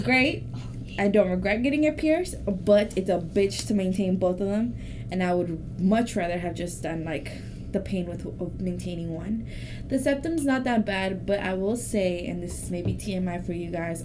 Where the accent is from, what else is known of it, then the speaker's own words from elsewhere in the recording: Mexico; first language Spanish; English is a second language; moved away; I was born in Mexico, so that's my first language